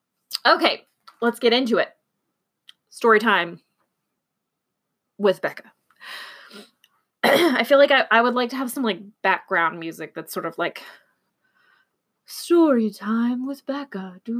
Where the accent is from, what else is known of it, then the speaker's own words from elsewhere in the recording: Texas, United States; born there; I am not from Houston. I do speak Texan, I guess, because I was born in Texas, little known fact.